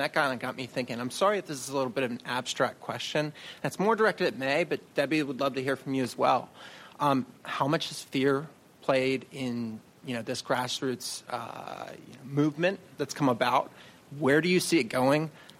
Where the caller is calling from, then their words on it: New Jersey, United States; I'm here today from the New Jersey Shore.